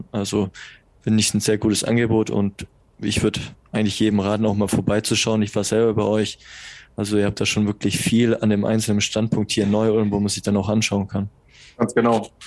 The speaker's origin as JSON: {"language": "German", "region": "Baden-Württemberg", "country": "Germany", "said": "Als Schwabe muss man auf jeden Fall die 10% mitnehmen, weil bist ja blöd, wenn du es nicht machst."}